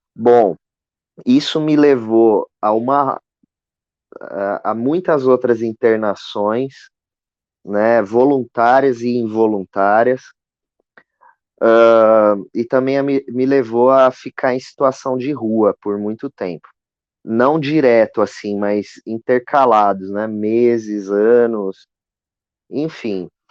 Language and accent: Portuguese; Osasco, São Paulo, Brazil; eu cresci aqui em Osasco, né, no, na periferia de Osasco